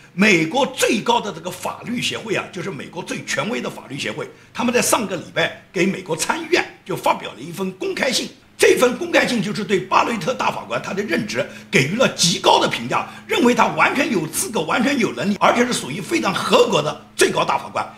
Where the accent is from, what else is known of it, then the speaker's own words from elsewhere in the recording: China; 至于我们中国人所了解的